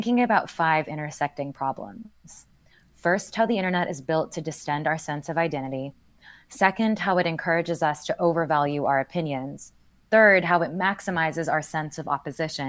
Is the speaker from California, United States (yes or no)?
no; Houston, Texas, United States; moved away; growing up in Houston